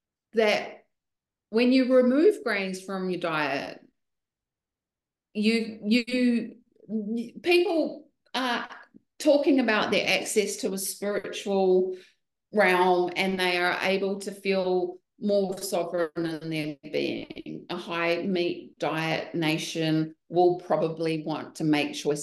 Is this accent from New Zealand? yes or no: yes; New Zealand; now in Texas, United States; Being a Kiwi girl